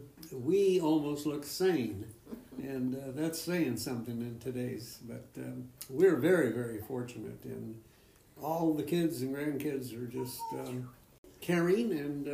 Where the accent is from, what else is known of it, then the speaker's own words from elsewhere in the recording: California, United States; born there; now in Eagle, United States; I was originally from, I was born in Southern California.